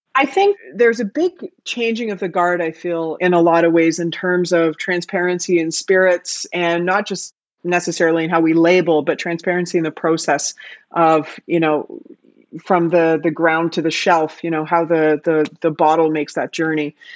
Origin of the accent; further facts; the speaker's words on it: Canada; moved away as an adult; now in Amsterdam, Netherlands; I am Canadian, if you can't hear it in my voice. I live in Amsterdam, but I'm definitely Canadian